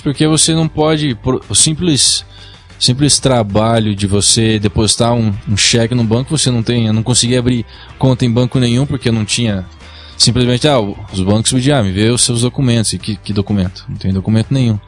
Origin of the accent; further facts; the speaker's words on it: Brazil; moved away as an adult; also born or lived in New York, United States; Eu saí do Brasil com 18 anos, acabei, eu era modelo aqui, modelava em São Paulo